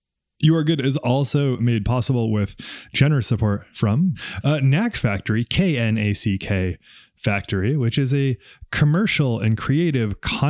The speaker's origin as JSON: {"language": "English", "region": "New England", "country": "United States", "said": "I'm from New England, the part that has no Italians in it."}